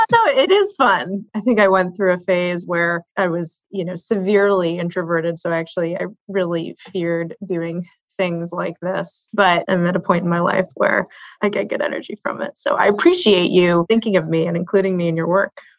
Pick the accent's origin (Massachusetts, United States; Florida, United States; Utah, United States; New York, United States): Massachusetts, United States; Boston; moved away as an adult; now in West Coast, United States; I grew up in Boston and spent most of my career in Boston.